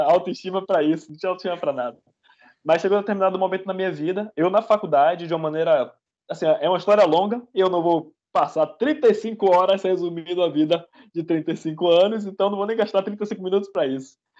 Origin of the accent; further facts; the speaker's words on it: Salvador, Bahia, Brazil; moved away as an adult; now in Canada; sou de Salvador, para começar, sou de Salvador, Bahia. E tem um ano que eu tô morando aqui no Canadá